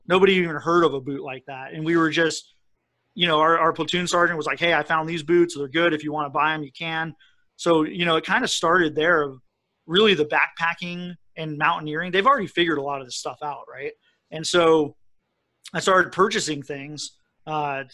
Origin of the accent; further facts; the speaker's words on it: Colorado, United States; I grew up in Colorado with, you know, my dad was really into hiking and camping and fishing, and so I was just outside a lot